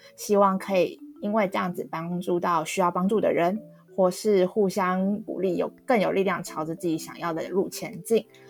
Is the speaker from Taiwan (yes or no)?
yes; Taipei, Taiwan; also born or lived in Hualien; 都住在台北，从小到大生活一直都，也一直都在台北。虽然说我也是在花莲出生，幼稚园以前是在花莲，但我本人从幼稚园一直到大学都没有离开过台湾本岛，连离岛都没有去过